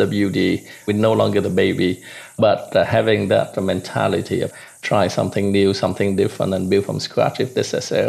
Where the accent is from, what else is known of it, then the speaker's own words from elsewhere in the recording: Vietnam; moved away; also born or lived in Hong Kong / Canada; I was born in Vietnam and grew up in Vietnam during the wartime. But at the end of the war, my mom and dad put me on a boat to send me off. And that was back in 79